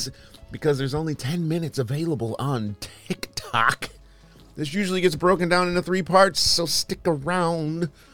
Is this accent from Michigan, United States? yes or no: yes; Michigan, United States; I'm from Michigan, but not Detroit or Flint or Detroit, really, but suburbs.